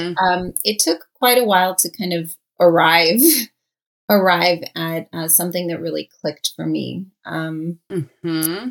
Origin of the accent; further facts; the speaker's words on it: Los Angeles, California, United States; So I grew up in LA. I'm actually a Los Angeles native